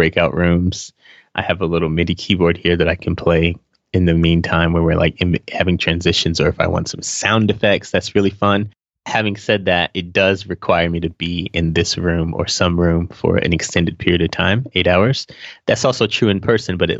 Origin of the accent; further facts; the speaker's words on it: Charlotte, North Carolina, United States; moved away as an adult; also born or lived in Fayetteville, North Carolina; now in Atlanta, United States; I moved to Charlotte, North Carolina when I was 5, and then spent my whole childhood